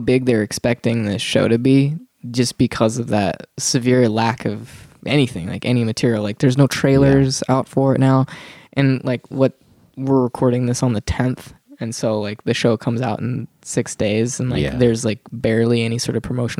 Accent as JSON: {"language": "English", "town": "Dodge City", "region": "Kansas", "country": "United States", "tie": "born or raised there", "said": "when I was working at a movie theater, a lowly movie theater in Dodge City, Kansas, my hometown."}